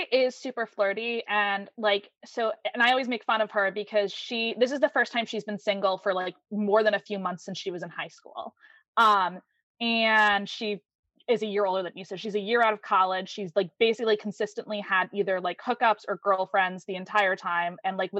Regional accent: Massachusetts, United States; because I am from Massachusetts.

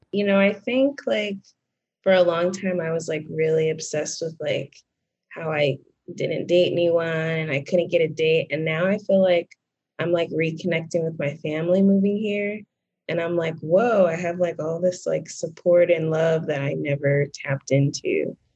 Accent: Dallas, Texas, United States; moved away as an adult; also born or lived in Bay Area; now in Dallas, United States; my hometown is actually Dallas.

